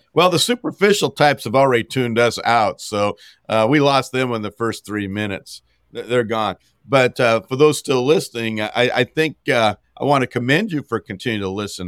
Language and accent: English; Montana, United States; as a Montanan, gro-, growing up in Montana